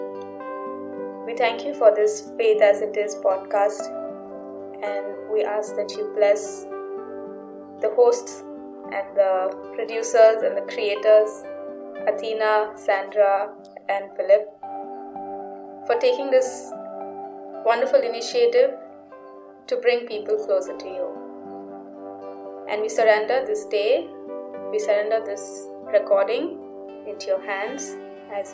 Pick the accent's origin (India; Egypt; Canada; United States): India; Pune, Maharashtra; also born or lived in Nagpur; I am from Nagpur, but I grew up in Pune. So, I consider myself to be a Punekar. That is where most of my childhood was spent.